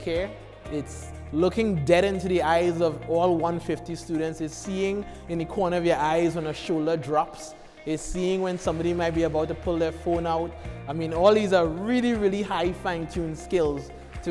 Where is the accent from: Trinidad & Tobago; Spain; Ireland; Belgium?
Trinidad & Tobago; moved away as an adult; now in United States; I was born in the Caribbean, I was born in Trinidad and Tobago, to be specific. But I've lived here now for 20 years, most of it for school